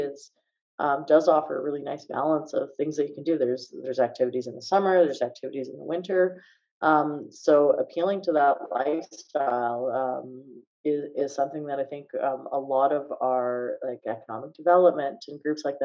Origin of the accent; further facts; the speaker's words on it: Calgary, Alberta, Canada; I'm from Calgary